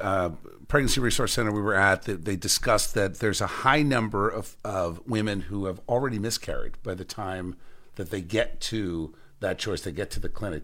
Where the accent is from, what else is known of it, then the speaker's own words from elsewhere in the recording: Cherry Hill, New Jersey, United States; Love being back in Camden County. As you know, born and raised in Cherry Hill.